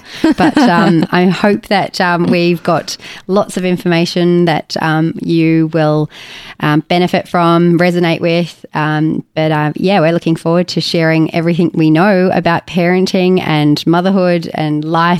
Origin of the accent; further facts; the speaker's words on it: Sydney, New South Wales, Australia; I'm suddenly almost 40, born and raised in Sydney